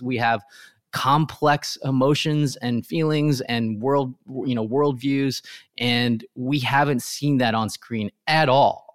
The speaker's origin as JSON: {"language": "English", "town": "Riverside", "region": "California", "country": "United States", "tie": "born or raised there", "said": "where I grew up in Riverside, California"}